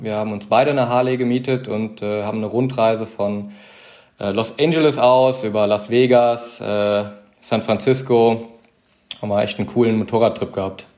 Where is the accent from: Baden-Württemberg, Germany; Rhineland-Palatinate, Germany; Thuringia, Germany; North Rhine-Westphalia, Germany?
Rhineland-Palatinate, Germany; Weibern; moved away; also born or lived in Adenau; mir ist Heimat Weibern. Das ist in der Eifel, kleines Dörfchen.